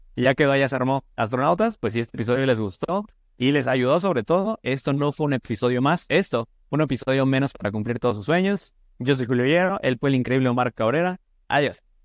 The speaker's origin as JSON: {"language": "Spanish", "town": "Tulancingo", "region": "Hidalgo", "country": "Mexico", "moved": "yes", "lives_now": "Guadalajara, Mexico", "said": "yo soy del estado de Hidalgo, de Tulancingo, Hidalgo"}